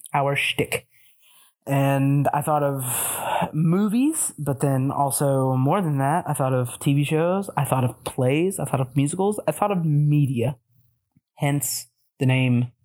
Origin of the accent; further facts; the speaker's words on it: Tennessee, United States; moved away as an adult; now in Chicago, United States; We are two native Tennessee villains